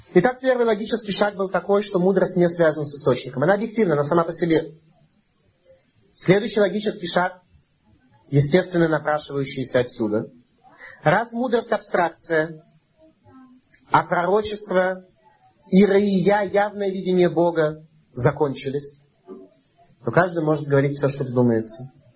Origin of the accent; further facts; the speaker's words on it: Saint Petersburg, Russia; мы с вами родились в Ленинграде, это болото, ну, настоящий болото